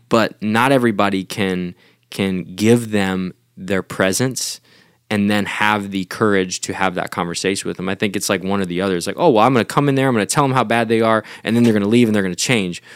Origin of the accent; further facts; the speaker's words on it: United States; as an American